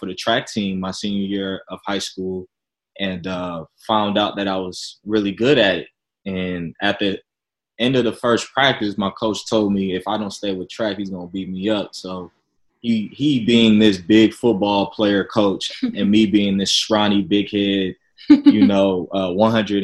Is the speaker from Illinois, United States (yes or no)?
yes; Chicago, Illinois, United States; moved away as an adult; now in San Diego, United States; I'm originally from Chicago, Illinois, moved out here to San Diego around like 2017